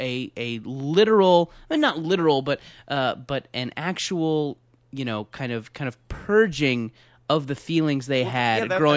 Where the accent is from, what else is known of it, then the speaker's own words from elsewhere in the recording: Orange County, California, United States; I'm, of course, from Orange County.